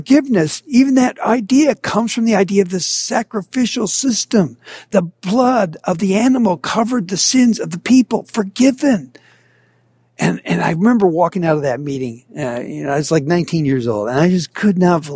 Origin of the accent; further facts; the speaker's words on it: Minnesota, United States; I grew up in Minnesota